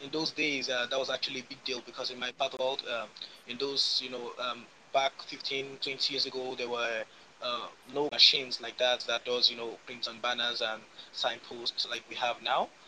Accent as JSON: {"language": "English", "country": "Nigeria", "said": "I'm a painter from West Africa, Nigeria, precisely"}